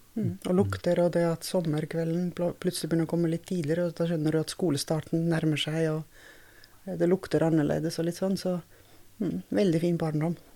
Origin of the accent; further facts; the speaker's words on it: Tartu, Tartu County, Estonia; Norwegian is a second language; moved away as an adult; now in Norway; jeg er fra Estlands nest største by, så jeg er en byjente